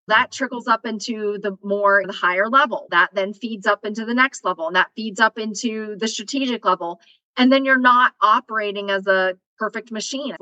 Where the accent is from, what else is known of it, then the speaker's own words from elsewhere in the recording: Western North Carolina, United States; moved away; I'm from Western North Carolina. My area code is 828